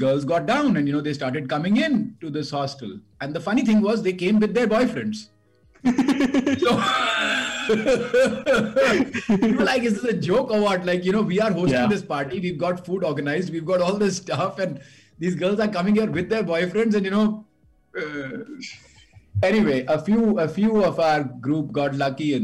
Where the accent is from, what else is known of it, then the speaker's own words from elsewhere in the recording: India; I grew up in Sanar